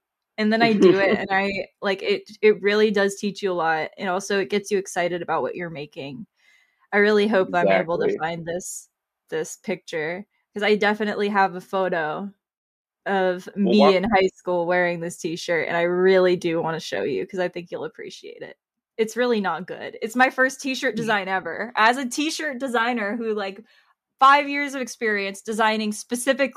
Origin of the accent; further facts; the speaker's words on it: Tampa, Florida, United States; I'm from Florida. So like the Tampa area, my high school had a pretty good art program.